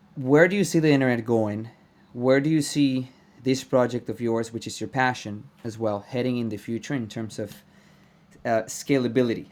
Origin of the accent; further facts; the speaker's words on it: Venezuela; I am Venezuelan